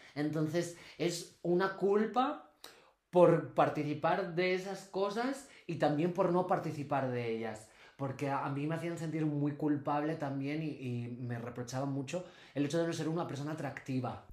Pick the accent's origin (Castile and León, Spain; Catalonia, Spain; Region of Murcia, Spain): Castile and León, Spain; vengo de Castilla y León